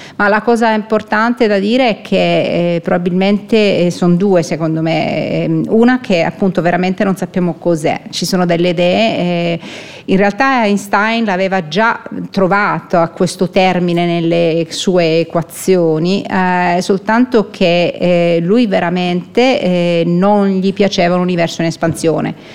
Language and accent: Italian; Palermo, Sicily, Italy; moved away as an adult; also born or lived in Munich, Germany; now in Switzerland; sono nata a Palermo in Sicilia, eh, sono rimasta là fino a quando ho fatto l'equivalente del master